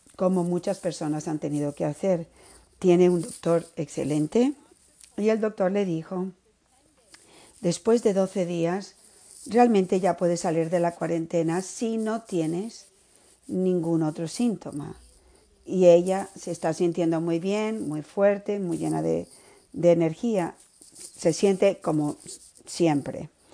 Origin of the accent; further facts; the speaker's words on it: Miami, Florida, United States; soy de Miami